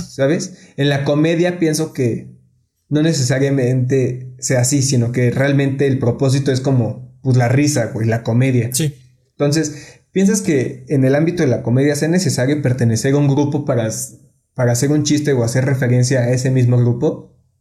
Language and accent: Spanish; Mexico; aquí en México